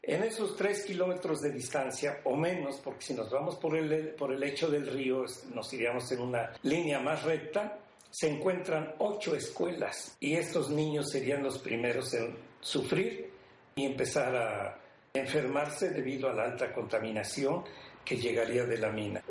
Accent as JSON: {"language": "Spanish", "town": "Tetela de Ocampo", "region": "Puebla", "country": "Mexico", "said": "mi pueblo"}